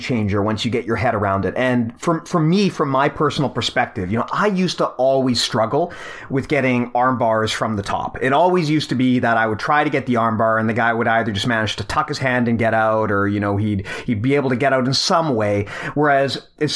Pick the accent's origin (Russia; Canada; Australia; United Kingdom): Canada; I'm Canadian here